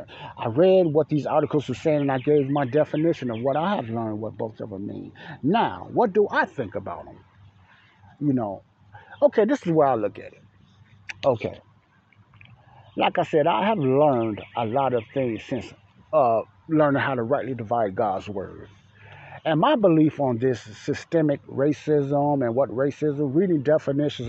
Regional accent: United States; I was born here in America

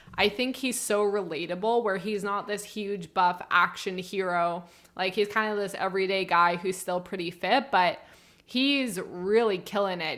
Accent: Canada; As a Canadian

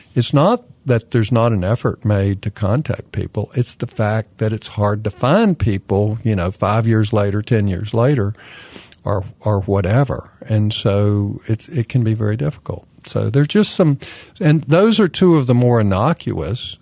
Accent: Kannapolis, North Carolina, United States; now in Raleigh, United States; My hometown is Kannapolis, North Carolina

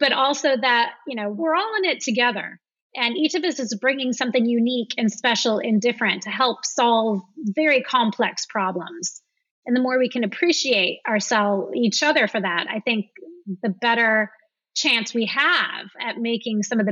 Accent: the Midwest of America, United States; moved away as an adult; also born or lived in San Francisco / London; now in France; I grew up in the Midwest of America

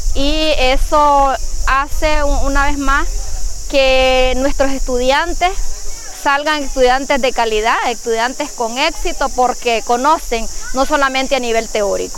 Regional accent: Caribbean coast, Nicaragua; nosotros somos parte de la costa caribe

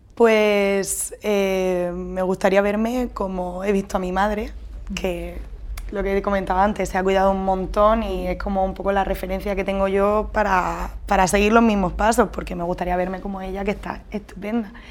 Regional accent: Murcia, Region of Murcia, Spain; moved away as an adult; now in Andalusia, Spain; trabajo en Andalucía, en un colegio, pero bueno, soy de Murcia

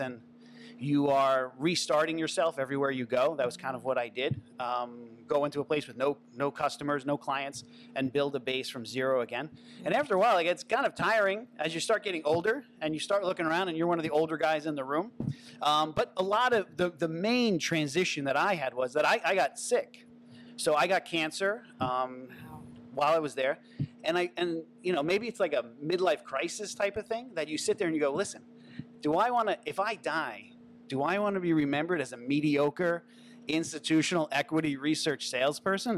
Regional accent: Long Island, New York, United States; also born or lived in Manhattan, New York / New Rochelle, New York; now in City Island, Bronx, United States; I grew up in Long Island, New York

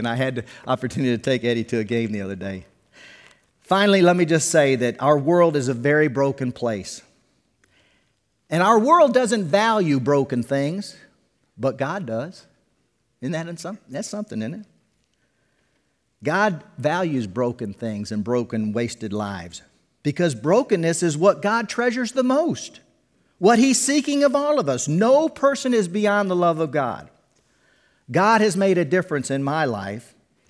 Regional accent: Detroit, Michigan, United States; I'm from Detroit, so he was my Yankee brother.

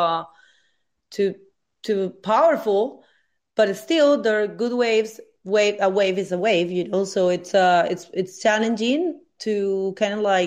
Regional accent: Venezuela; moved away; from Venezuela

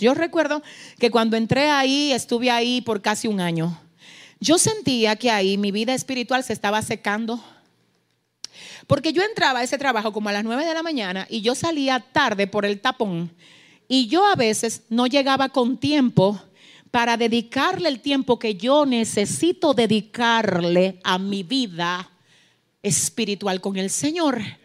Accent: San Francisco de Macorís, Duarte, Dominican Republic; yo estaba en San Francisco de Macorís, donde yo nací. San Francisco de Macorís es una ciudad en el norte de la República Dominicana

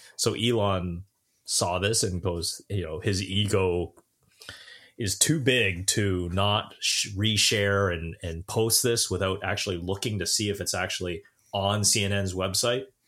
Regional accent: Brampton, Ontario, Canada; I'm from Brampton.

